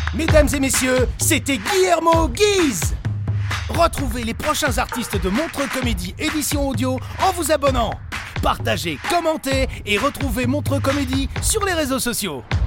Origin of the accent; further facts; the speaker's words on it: Belgium; En tant que Belge